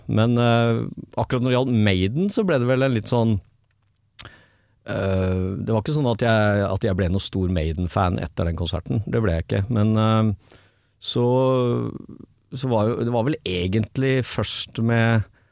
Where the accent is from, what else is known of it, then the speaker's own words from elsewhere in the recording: Drammen, Buskerud, Norway; moved away as an adult; also born or lived in Oslo; hjembyen min Drammen.